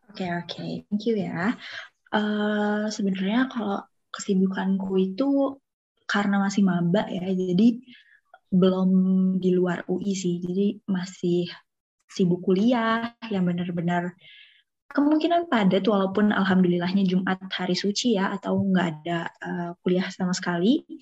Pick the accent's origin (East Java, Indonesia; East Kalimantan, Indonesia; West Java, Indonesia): West Java, Indonesia; Bandung; Halo semuanya … aku dari Ilmu Ekonomi Islam 2021, asal dari Bandung dan merupakan staf humas SNF.